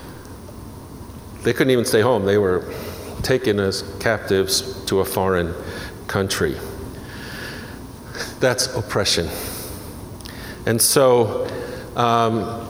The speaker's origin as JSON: {"language": "English", "town": "New York City", "region": "New York", "country": "United States", "tie": "born or raised there", "also_born_or_lived": "New Jersey", "said": "I'm from New York, born and raised in New York City and New Jersey, across the river"}